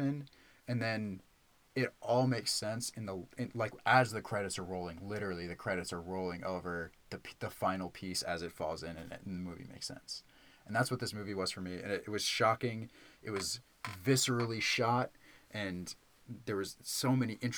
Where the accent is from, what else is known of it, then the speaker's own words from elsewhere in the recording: New York, United States; I grew up in New York, so I was surrounded by a lot of Jewish culture just in general. That's just a really common thing where I'm from.